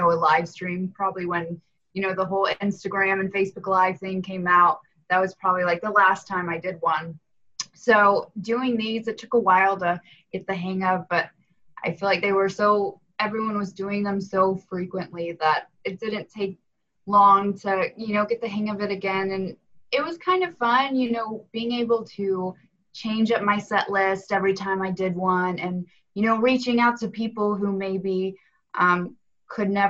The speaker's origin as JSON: {"language": "English", "town": "Knoxville", "region": "Tennessee", "country": "United States", "moved": "as an adult", "lives_now": "Nashville, United States", "said": "I'm originally from Knoxville, Tennessee."}